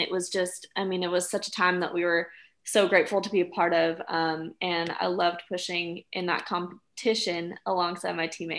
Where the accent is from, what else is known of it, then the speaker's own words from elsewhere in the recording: San Diego, California, United States; moved away as an adult; now in Tuscaloosa, United States; I'm from San Diego, California. I'm a first year master's student